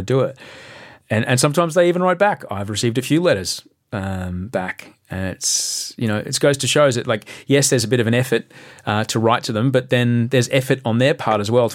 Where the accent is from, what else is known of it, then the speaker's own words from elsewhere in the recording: Australia; as an Australian, as a voter, as a parent